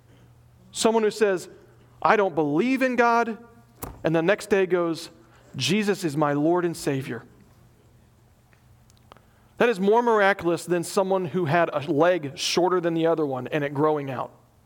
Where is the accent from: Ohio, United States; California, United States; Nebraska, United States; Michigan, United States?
Nebraska, United States; I mean, I came from Nebraska.